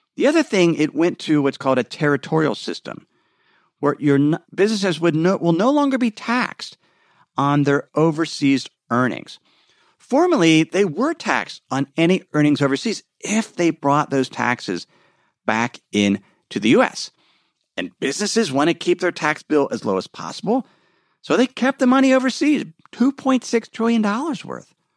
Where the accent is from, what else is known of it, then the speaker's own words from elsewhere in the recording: Cincinnati, Ohio, United States; my hometown of Cincinnati